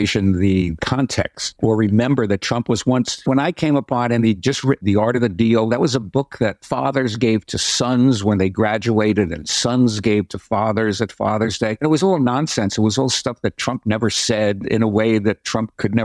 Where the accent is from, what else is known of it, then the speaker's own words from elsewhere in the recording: New York City, New York, United States; I was from the Bronx and went to Catholic schools and went to Fordham